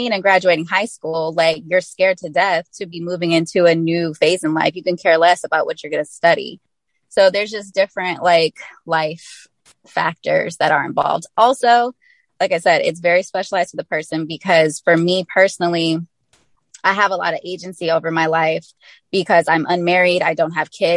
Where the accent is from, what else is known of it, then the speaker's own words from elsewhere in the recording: the Bay Area, California, United States; I'm from the Bay Area